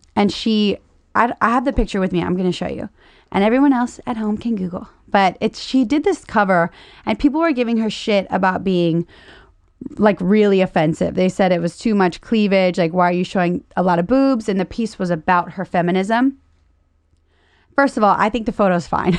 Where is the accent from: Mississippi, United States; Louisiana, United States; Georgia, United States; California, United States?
Louisiana, United States; I'm broke from Louisiana